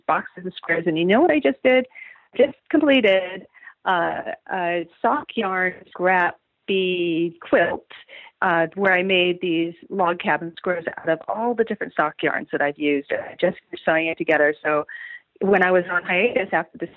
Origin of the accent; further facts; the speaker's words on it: Northern California, United States; also born or lived in Minnesota / Texas; I was born in Minnesota, and I lived in Northern California until I was in middle school, and then I lived in Texas, and then came back to California in 1978, and I've been here since